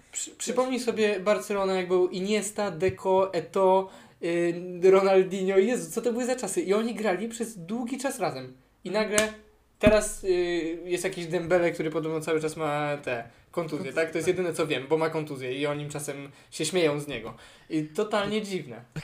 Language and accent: Polish; Poland